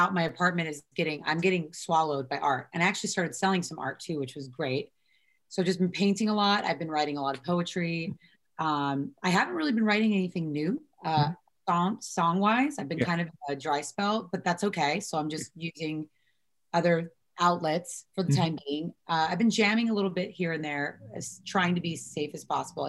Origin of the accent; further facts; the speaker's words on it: Vista, California, United States; moved away as an adult; now in Los Angeles, United States; I'm born and raised in San Diego Vista